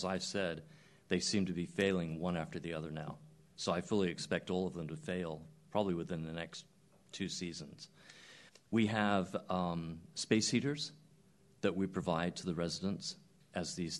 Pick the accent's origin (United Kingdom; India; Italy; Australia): United Kingdom; England; now in United States; I'm English